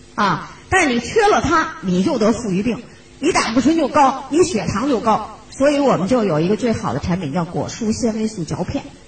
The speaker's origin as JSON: {"language": "Chinese", "country": "China", "also_born_or_lived": "Shenzhen", "said": "我们中国人"}